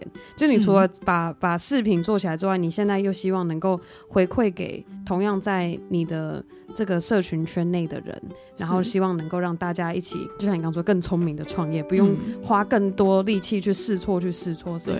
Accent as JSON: {"language": "Chinese", "country": "Taiwan", "said": "感恩身为台湾人"}